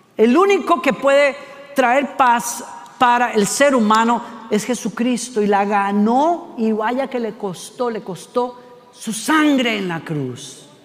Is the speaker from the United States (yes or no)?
no; Costa Rica; Ticos somos los costarricenses